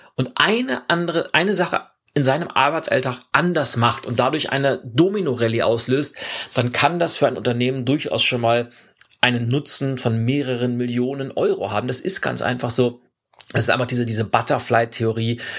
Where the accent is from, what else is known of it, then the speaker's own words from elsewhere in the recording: Lübeck, Schleswig-Holstein, Germany; Lübeck, meiner Heimatstadt